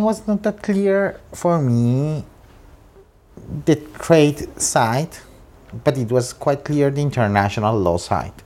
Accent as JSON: {"language": "English", "town": "Bogota", "region": "Bogotá", "country": "Colombia", "tie": "born or raised there", "second_language": "English", "moved": "as an adult", "lives_now": "Geneva, Switzerland", "said": "I was born in Bogota. I studied in Bogota."}